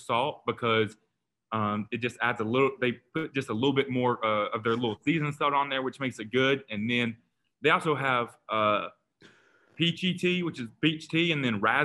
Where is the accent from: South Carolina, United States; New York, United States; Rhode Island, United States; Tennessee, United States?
Tennessee, United States; Kingsport; my hometown a small hometown in East Tennessee called Kingsport, and Kingsport really means a lot to me. It's my hometown where I was born and raised